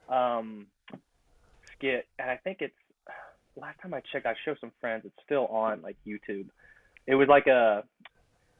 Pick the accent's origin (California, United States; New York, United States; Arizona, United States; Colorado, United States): California, United States; I'm from California